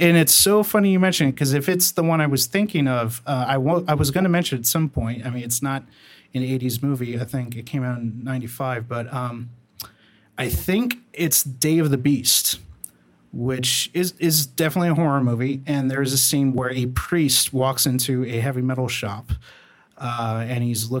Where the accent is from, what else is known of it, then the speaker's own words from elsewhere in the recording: El Salvador; shut up. I'm from El Salvador. Like, we didn't get shit.